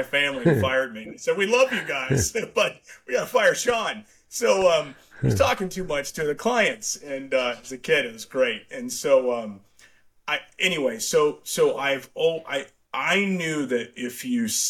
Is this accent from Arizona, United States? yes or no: yes; Tucson, Arizona, United States; my growing up in Tucson, hence you and I went to University of Arizona, my old stomping grounds